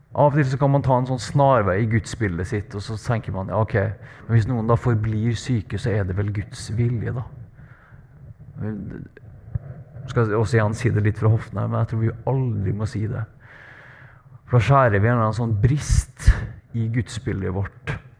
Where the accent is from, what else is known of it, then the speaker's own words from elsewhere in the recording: Trøndelag, Norway; accent: Trøndersk; moved away as an adult; now in Bergen, Norway; jeg er trønder